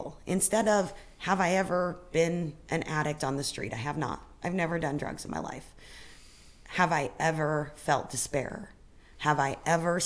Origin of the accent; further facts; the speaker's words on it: Fruita, Colorado, United States; also born or lived in Grand Junction, Colorado; now in Spokane, United States; I grew up in Colorado in a small town, Grand Junction.